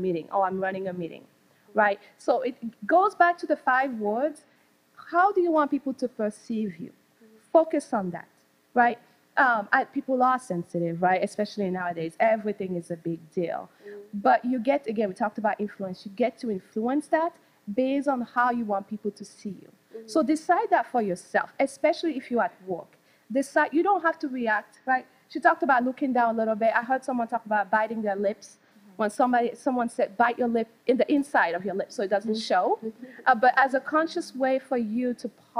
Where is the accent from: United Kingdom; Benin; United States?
Benin; moved away; I'm from Benin, West Africa